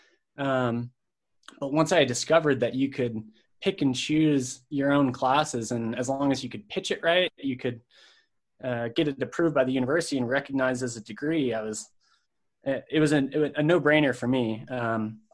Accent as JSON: {"language": "English", "town": "Madison", "region": "Wisconsin", "country": "United States", "tie": "born or raised there", "also_born_or_lived": "Salt Lake City, Utah", "moved": "as an adult", "said": "I'm originally from Madison, Wisconsin. I grew up there and moved to Salt Lake City, Utah immediately after high school"}